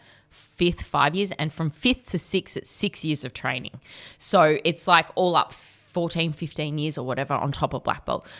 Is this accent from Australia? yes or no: yes; Australia; I'm Aussie as well.